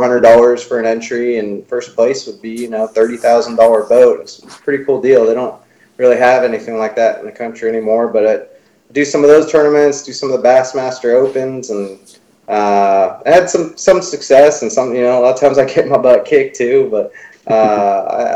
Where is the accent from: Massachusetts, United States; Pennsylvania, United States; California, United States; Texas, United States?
California, United States; San Francisco Bay Area; moved away as an adult; I grew up in the San Francisco Bay Area